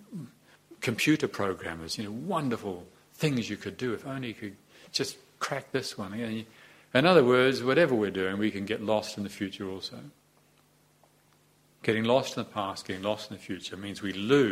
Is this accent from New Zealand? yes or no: yes; New Zealand; also born or lived in Te Awamutu, New Zealand; I was born in New Zealand in Te Awamutu in 1951, September 16th, 1951, and then I moved to live in Moronzo, and then I grew up like